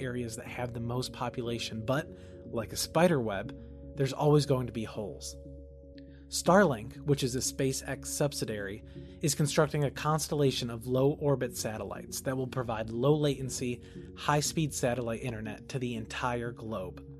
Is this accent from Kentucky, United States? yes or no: yes; Kentucky, United States